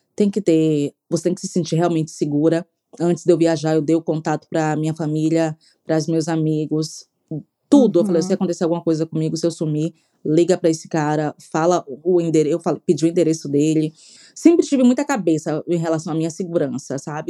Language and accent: Portuguese; Salvador, Bahia, Brazil; moved away; sou soteropolitana